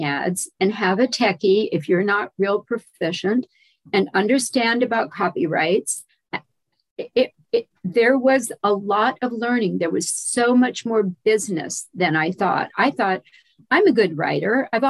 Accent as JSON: {"language": "English", "region": "Louisiana", "country": "United States", "said": "remember, I'm from Louisiana, and I was the daughter of a military officer."}